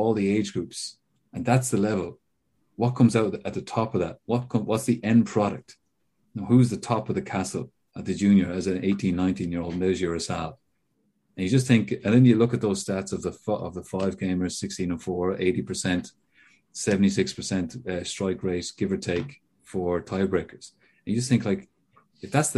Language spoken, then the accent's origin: English; Ireland; as an Irishman